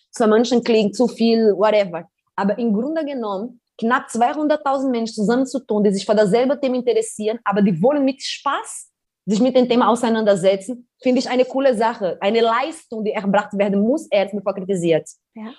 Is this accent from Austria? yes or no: no; Brazil; German is a second language; now in Germany; wir sind in Favela geboren, aufgewachsen, ohne Strom, ohne fließendes Wasser